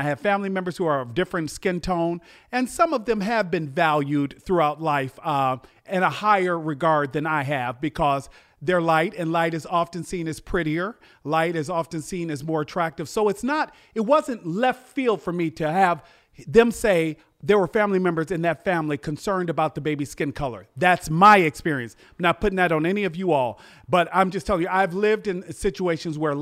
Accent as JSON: {"language": "English", "town": "Chicago", "region": "Illinois", "country": "United States", "said": "I'm from Chicago"}